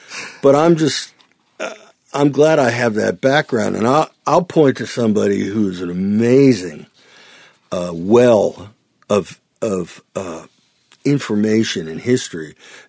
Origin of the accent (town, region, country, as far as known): Youngstown, Ohio, United States; born or raised there; now in Nashville, United States